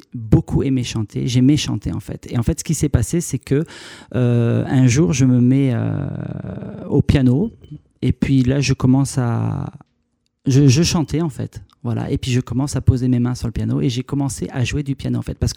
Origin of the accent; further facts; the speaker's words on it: Carry-le-Rouet, Provence-Alpes-Côte d'Azur, France; moved away as an adult; now in Paris, France; Alors je viens de Paris. Et sinon, je suis donc euh, quelqu'un du Sud, en fait. Hein. J'ai vécu euh, une bonne trentaine d'années dans le Sud, donc euh, à Carry-le-Rouet, en fait. Et, là, en ce moment, je vis actuellement sur Paris.